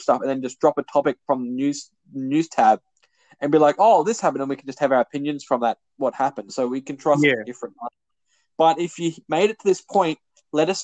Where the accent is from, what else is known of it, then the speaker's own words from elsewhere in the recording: Australia; We're Australian